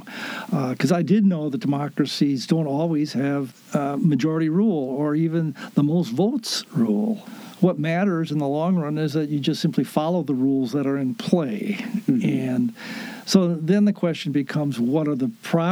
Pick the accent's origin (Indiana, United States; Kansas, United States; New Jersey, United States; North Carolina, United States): Kansas, United States; we're from Kansas